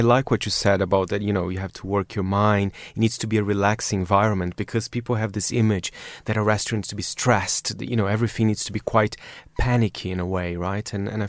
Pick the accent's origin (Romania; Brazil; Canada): Brazil